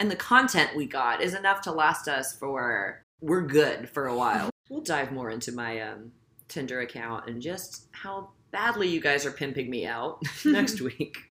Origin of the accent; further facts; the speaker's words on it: the South, United States; I'm from the South